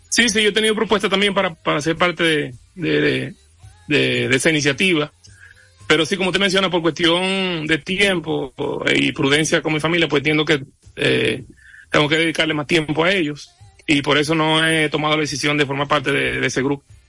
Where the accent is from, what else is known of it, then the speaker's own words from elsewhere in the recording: Dominican Republic; Yo no puedo cambiar mi nacionalidad, yo soy dominicano